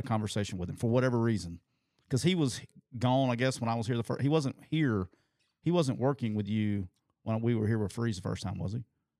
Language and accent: English; Anniston, Alabama, United States; he is the head football coach in my hometown. So he's a hero right now in Calhoun County, Alabama.